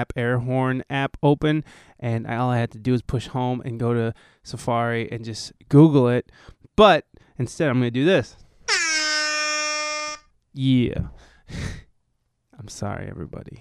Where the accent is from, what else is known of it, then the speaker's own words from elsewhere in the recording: Ohio, United States; We're from Ohio